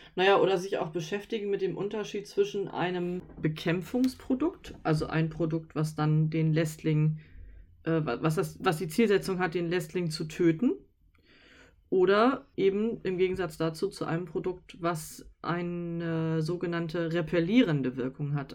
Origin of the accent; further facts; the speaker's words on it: Northern Germany, Germany; wir kommen aus Norddeutschland